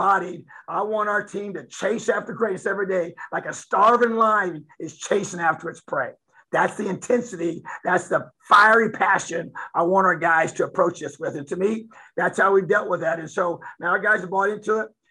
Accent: Indiana, United States; moved away as an adult; This is home. Bloomington's a beautiful, amazing place. And this is my home state.

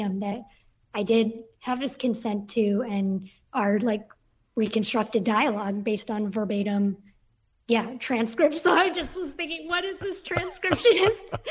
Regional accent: Bay Area, California, United States; moved away as an adult; also born or lived in Brooklyn, New York; I was from the Bay Area living in Brooklyn

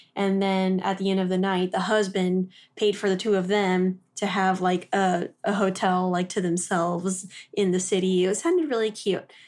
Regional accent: Texas, United States; moved away as an adult; also born or lived in Oklahoma; we grew up in Texas, and then I went to school in Oklahoma

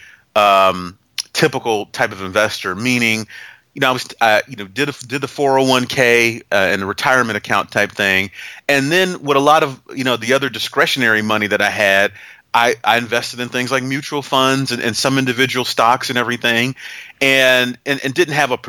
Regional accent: Youngstown, Ohio, United States; moved away as an adult; also born or lived in Gainesville, Florida / Alabama; now in St. Simons Island, United States; I grew up in Northeast Ohio, go Cavs, Youngstown, Ohio

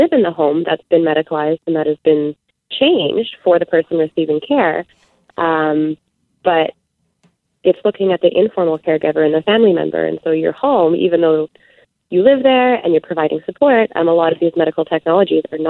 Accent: Manitoba, Canada; I'm from Manitoba

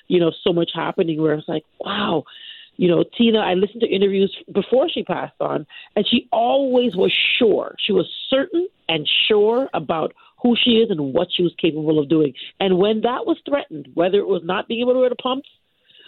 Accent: Canada; I'm Canadian. I'm a born and raised Canadian

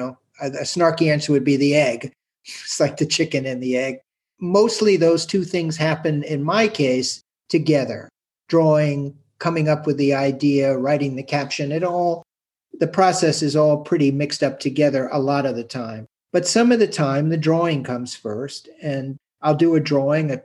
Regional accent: New York City, New York, United States; my growing up on the Upper West Side of Manhattan

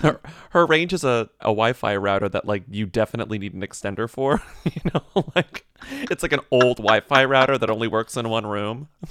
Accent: Texas, United States; Dairy Queens were everything growing up in Texas

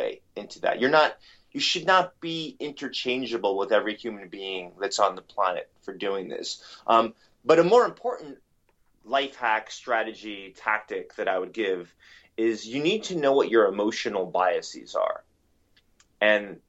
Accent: New York City, New York, United States; growing up in New York City

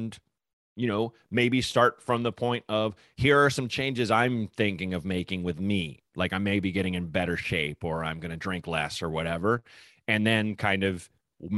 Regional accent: Portland, United States; I grew up in Portland.

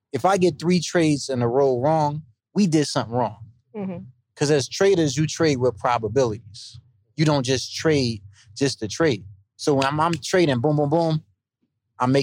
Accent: East Orange, New Jersey, United States; I'm from East Orange, New Jersey

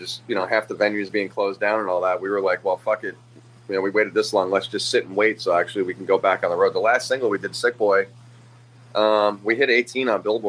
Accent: New York, United States; moved away as an adult; now in Tampa, United States; We just moved down here. January was a year. We've been down here, so we're from New York originally.

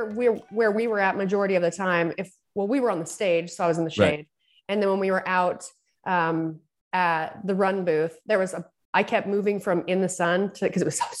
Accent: Utah, United States; also born or lived in California; I lived in California and it's, you know, we have like the perfect amount of humidity in Santa Cruz. And I'm from Utah and I'm back in Utah.

